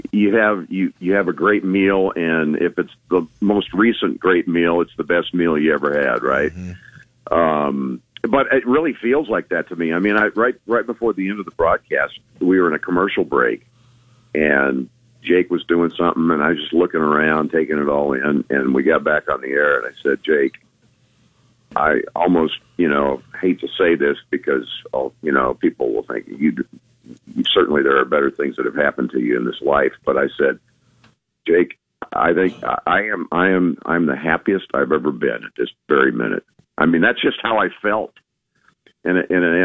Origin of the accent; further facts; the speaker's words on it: Lincoln, Nebraska, United States; I was born in Lincoln, and you know, Pershing Elementary and Robin Mickle Junior High and Lincoln Northeast